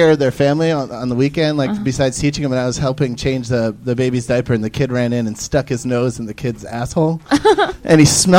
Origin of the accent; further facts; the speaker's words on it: Atlanta, Georgia, United States; now in Los Angeles, United States; I moved from Atlanta to Oakland, L.A.